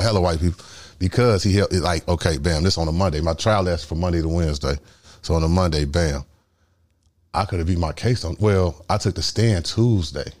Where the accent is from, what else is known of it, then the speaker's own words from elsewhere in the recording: Chicago, Illinois, United States; I'm from the South Side.